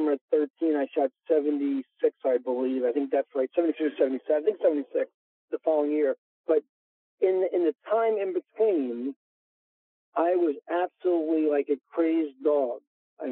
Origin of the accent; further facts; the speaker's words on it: New York, United States; I am a New Yorker